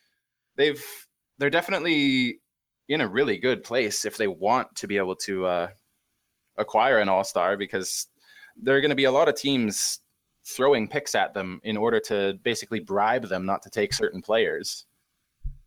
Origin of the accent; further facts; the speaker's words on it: Great Plains of Western Canada, Canada; always lived in Canada